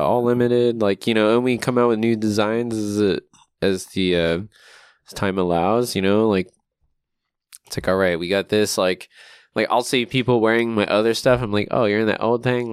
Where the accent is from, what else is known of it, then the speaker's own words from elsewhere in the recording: Guam; now in Long Beach, United States; growing up on Guam